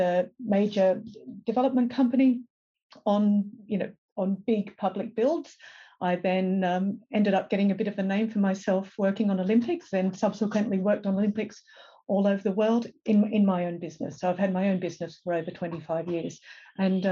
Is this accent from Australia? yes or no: yes; Lilli Pilli, New South Wales, Australia; also born or lived in London; I grew up in Lillipilli